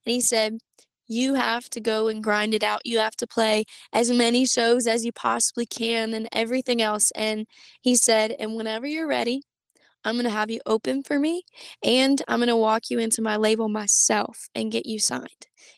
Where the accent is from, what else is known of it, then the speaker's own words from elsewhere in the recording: Beaumont, Texas, United States; also born or lived in Georgia / North Carolina; So I was born in Beaumont, Texas. I've moved 14 times in my entire life.